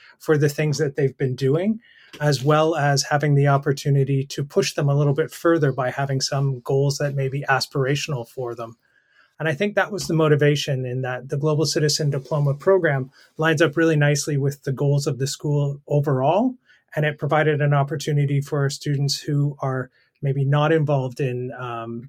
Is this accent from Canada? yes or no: yes; Canada; moved away as an adult; also born or lived in Brazil / the Bahamas / Colombia; now in United Kingdom; I'm a Canadian